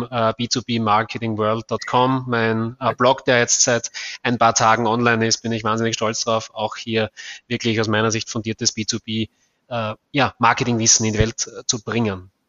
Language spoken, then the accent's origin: German; Austria; bin Österreicher, bin hier in Graz tätig